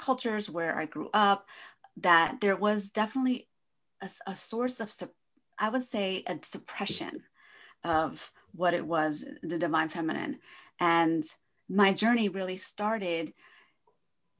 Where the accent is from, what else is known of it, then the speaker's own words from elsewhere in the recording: northeast New Jersey, United States; moved away as an adult; also born or lived in California; So I was born in New Jersey, actually, northeast New Jersey, closer to New York City. My parents are from Argentina.